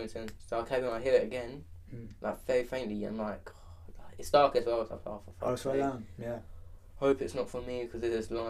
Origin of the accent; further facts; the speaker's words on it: London, United Kingdom; I'm from here. So we were in Morden.